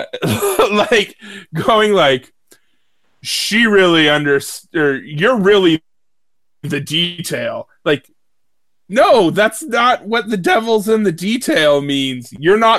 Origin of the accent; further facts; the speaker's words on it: United States; as an American